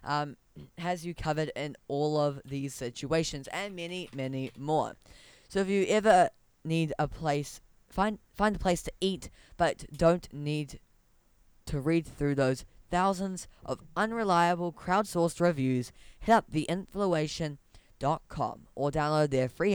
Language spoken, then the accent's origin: English; Whakatane, Bay of Plenty, New Zealand; now in Auckland, New Zealand; my hometown is actually in Auckland right now. It used to be in Whakatane.